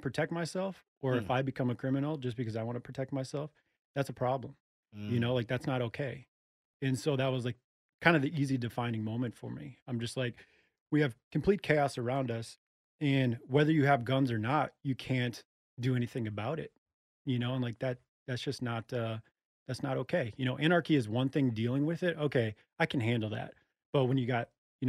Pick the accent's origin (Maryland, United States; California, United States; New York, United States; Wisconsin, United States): California, United States; Los Angeles; moved away as an adult; now in Texas, United States; I'm originally from Los Angeles